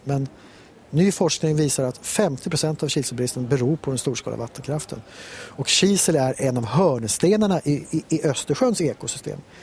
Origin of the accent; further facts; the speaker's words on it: Stockholm, Stockholm County, Sweden; moved away as an adult; now in Näsåker, Sweden; jag är själv stockholmare